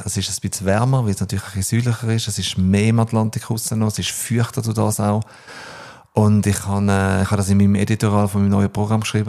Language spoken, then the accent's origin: German; Switzerland; also born or lived in New Zealand / Australia; ist die Schweiz für mich meine Heimat